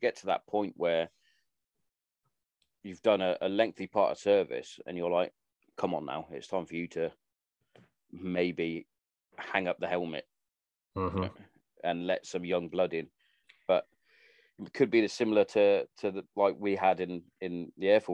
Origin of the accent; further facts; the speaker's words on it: Hereford, West Midlands, United Kingdom; also born or lived in Wales; My family, we're all from Hereford